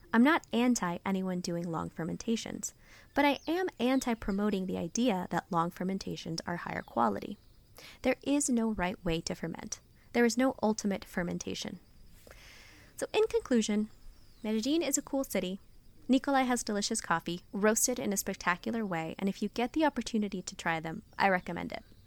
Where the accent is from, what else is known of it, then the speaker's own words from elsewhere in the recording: San Francisco, California, United States; Growing up in America, in San Francisco